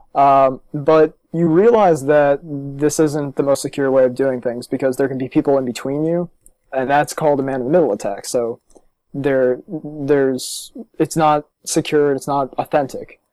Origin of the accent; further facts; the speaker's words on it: Los Angeles, California, New Jersey, United States; also born or lived in Maryland; I was born in California. I was born in Los Angeles and moved to New Jersey when I was nine. And then nine years later, I went to the University of Maryland.